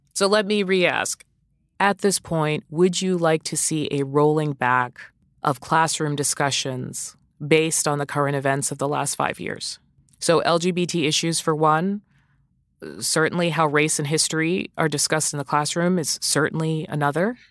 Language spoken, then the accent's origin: English; outside of Boston, Massachusetts, United States; I grew up outside of Boston